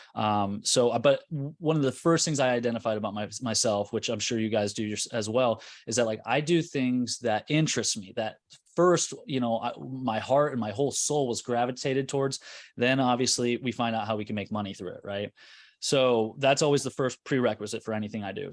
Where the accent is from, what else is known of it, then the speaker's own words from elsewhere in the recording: Carmel, Indiana, United States; I'm from Indianapolis, Indiana, North Side, uh, Carmel